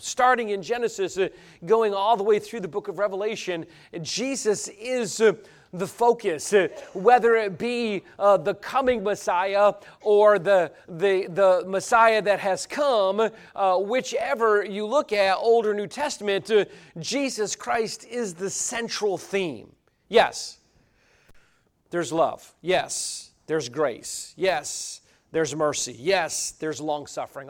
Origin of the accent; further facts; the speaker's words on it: Cambridge, New York, United States; moved away; I'm from Cambridge, New York